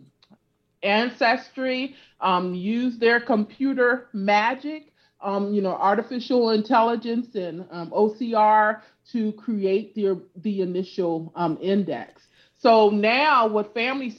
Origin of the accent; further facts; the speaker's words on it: California, United States; also born or lived in Louisiana; My family is originally from Louisiana. Mm-hmm. And I grew up in California.